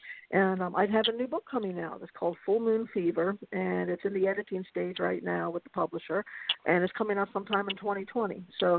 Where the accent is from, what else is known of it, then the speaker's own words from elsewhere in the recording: Massachusetts, United States; I'm from Massachusetts.